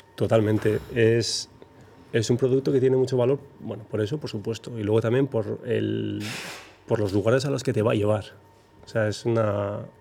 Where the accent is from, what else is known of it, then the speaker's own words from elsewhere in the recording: Zarautz, Basque Country, Spain; yo soy de Zarauz. De Zarauz hemos salido muchos surfistas de las grandes